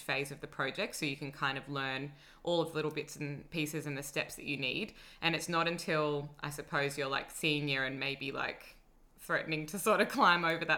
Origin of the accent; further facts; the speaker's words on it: Sydney, New South Wales, Australia; now in Melbourne, Australia; I grew up in Sydney.